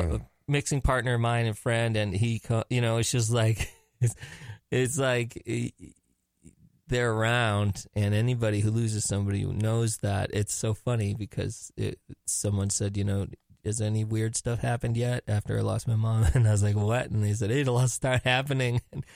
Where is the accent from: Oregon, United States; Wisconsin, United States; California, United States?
Wisconsin, United States; Milwaukee; I was born in Milwaukee, Wisconsin.